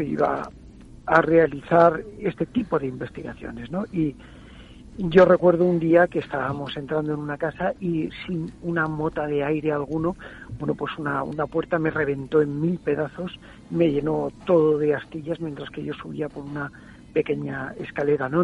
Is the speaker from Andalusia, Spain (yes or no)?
no; San Vicente del Raspeig, Valencian Community, Spain; en una emisora de mi pueblo